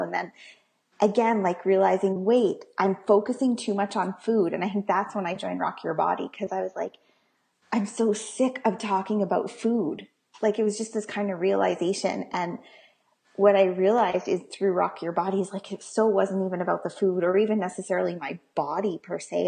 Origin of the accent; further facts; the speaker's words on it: Calgary, Alberta, Canada; I'm from Calgary, um, Alberta